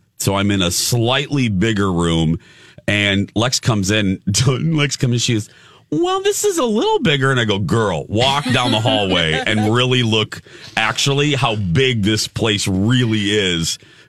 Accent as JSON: {"language": "English", "region": "Indiana", "country": "United States", "moved": "yes", "lives_now": "Minnesota, United States", "said": "because I'm from Indiana"}